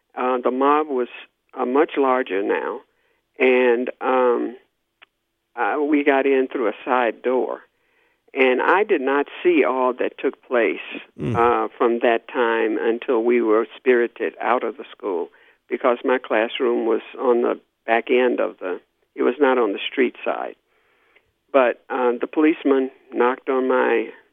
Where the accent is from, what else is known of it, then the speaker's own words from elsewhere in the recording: Little Rock, Arkansas, United States; I grew up in Little Rock, Arkansas. I was born and raised there.